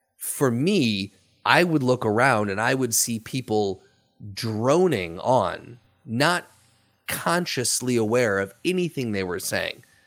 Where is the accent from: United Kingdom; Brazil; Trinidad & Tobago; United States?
United States; as an American